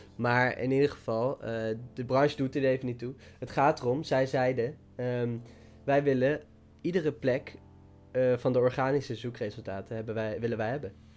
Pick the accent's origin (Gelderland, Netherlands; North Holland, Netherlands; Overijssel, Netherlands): Gelderland, Netherlands; Dieren; waar ik vandaan kom, dieren